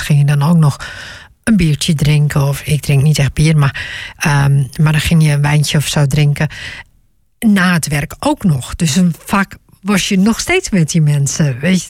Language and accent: Dutch; Groningen, Netherlands; ik ben geboren en getogen in Groningen